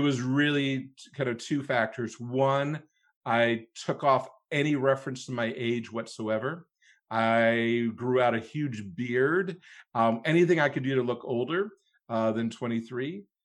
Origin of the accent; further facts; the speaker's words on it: Cleveland, Ohio, United States; moved away as an adult; I, uh, was born and raised in Cleveland, Ohio, so a Midwesterner from birth, very proud